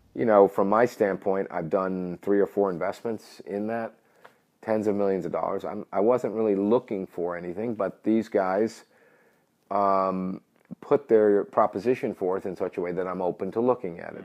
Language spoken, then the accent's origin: English; New York City, New York, United States; moved away; I'm originally from New York City.